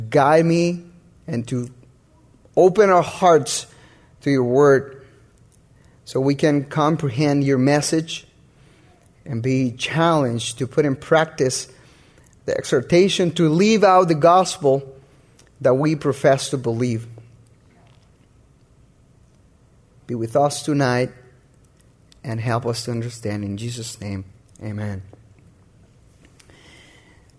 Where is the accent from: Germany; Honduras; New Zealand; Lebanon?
Honduras; moved away; I'm from Honduras, and I got married over here.